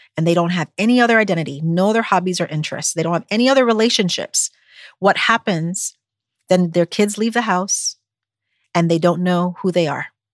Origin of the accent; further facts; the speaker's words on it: U.S. Virgin Islands; moved away as an adult; also born or lived in Buffalo, New York; now in United States; growing up on St. Croix in the Virgin Islands